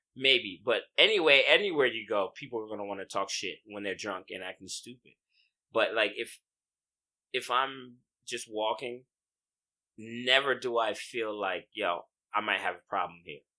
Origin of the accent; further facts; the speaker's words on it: United States; moved away as an adult; also born or lived in China; now in Taiwan; I'm from America.